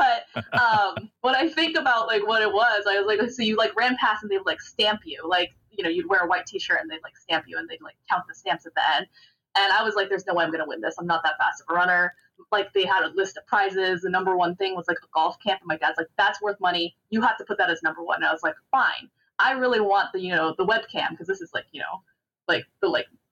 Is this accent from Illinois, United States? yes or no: no; Fremont, California, United States; I grew up in Fremont, California